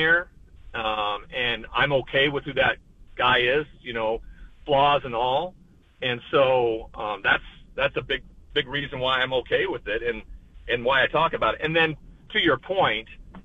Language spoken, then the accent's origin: English; Montana, United States; growing up in Montana